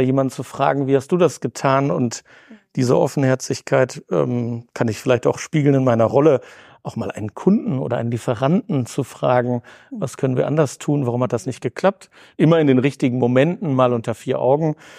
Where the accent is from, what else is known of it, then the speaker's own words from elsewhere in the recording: Bielefeld, North Rhine-Westphalia, Germany; bin in Bielefeld zur Schule gegangen, bin hier geerdet und fühle mich als Ostwestfale wie in Bielefeld heimisch.